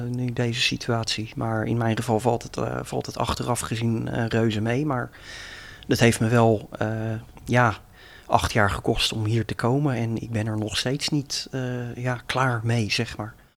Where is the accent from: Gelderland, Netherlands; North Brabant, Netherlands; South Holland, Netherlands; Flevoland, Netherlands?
South Holland, Netherlands; Leiderdorp; now in Leiden, Netherlands; ik woon in Leiden, maar ben geboren en getogen in Leidendorp